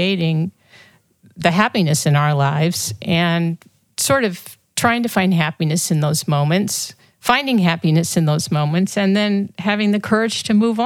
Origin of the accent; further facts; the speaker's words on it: St. Louis, Missouri, United States; moved away; I grew up in St. Louis in a big family